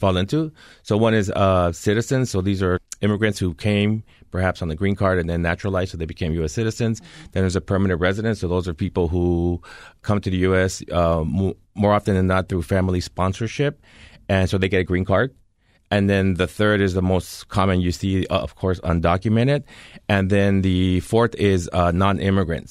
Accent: California, United States; moved away; my home state of California

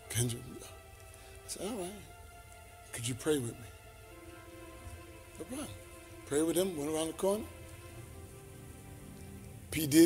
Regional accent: The Bronx, New York, United States; I'm from Queens, I'm from Queens. No, I'm the Bronx. I'm from the Bronx, I'm from the Bronx.

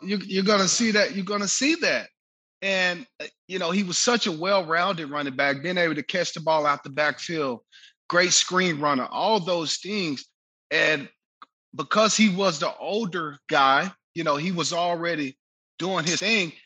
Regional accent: Waco, Texas, United States; Central Texas, Waco, where I grew up

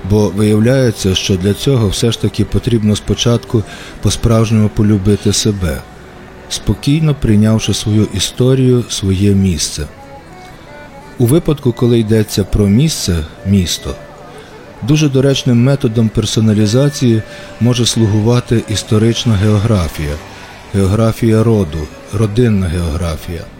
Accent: Ivano-Frankivsk, Ivano-Frankivsk Oblast, Ukraine; also born or lived in Lviv; Я народився у Франківську і непомітно прожив тут майже півстоліття

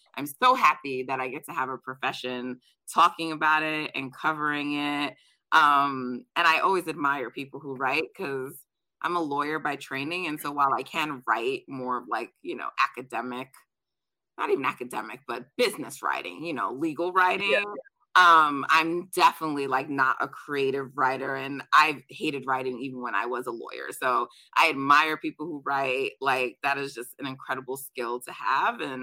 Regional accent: Jamaica; I'm Jamaican, so we're track people in my family.

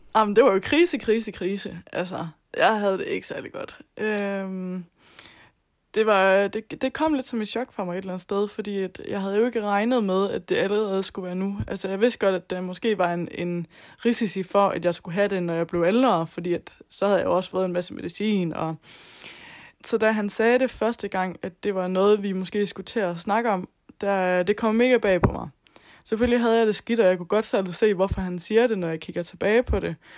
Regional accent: Southern Jutland, Southern Denmark, Denmark; moved away; Jeg kommer oprindeligt fra Sønderjylland, og boede hjemme med mine forældre

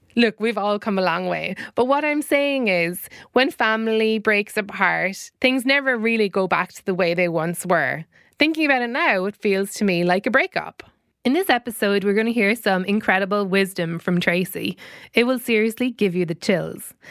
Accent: Ireland; we grew up in Ireland

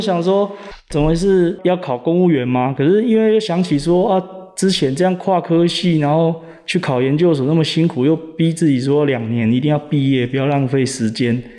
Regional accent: Kaohsiung, Taiwan; moved away; also born or lived in Taichung; 其实我是高雄人，那那时候这个决定创业的时候，我是跑到台中

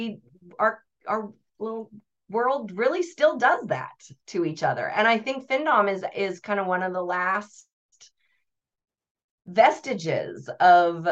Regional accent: United States; I'm American

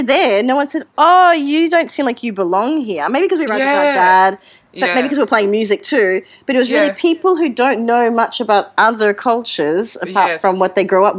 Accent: Brisbane, Queensland, Australia; in Queensland, Brisbane.

